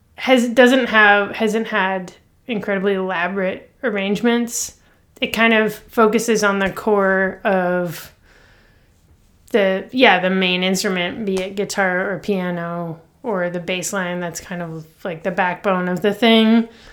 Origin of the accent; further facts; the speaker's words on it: Toronto, Ontario, Canada; I grew up, like, downtown Toronto